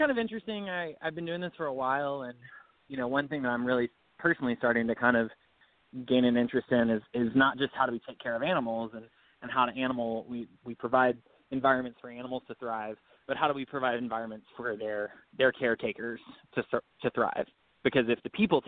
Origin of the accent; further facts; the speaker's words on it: Birmingham, Alabama, United States; Well, I'm from Alabama. I'm from Birmingham. I lived here until I went off to school